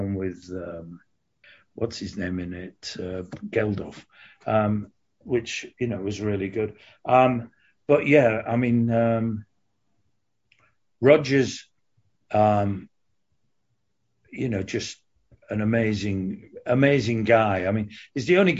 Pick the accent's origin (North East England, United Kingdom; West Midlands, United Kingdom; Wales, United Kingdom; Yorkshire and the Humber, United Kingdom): Yorkshire and the Humber, United Kingdom; Hull; moved away as an adult; also born or lived in London; I left Hull, my hometown, and went down to London